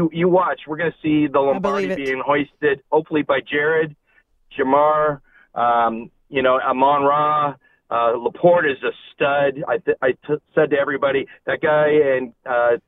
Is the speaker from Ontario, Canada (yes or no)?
yes; Windsor, Ontario, Canada; now in Dallas, United States; I'm from Windsor, Ontario.